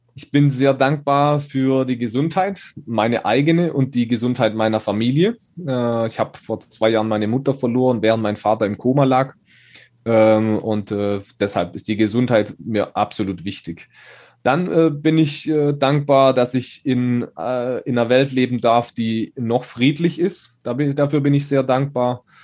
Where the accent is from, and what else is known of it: Schonach, Baden-Württemberg, Germany